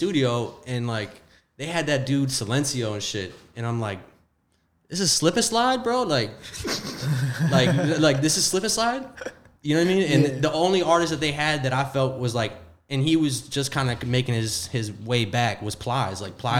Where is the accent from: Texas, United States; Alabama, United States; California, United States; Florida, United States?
Florida, United States; Deerfield Beach; moved away; I'm from Fort Lauderdale area, Deerfield Beach.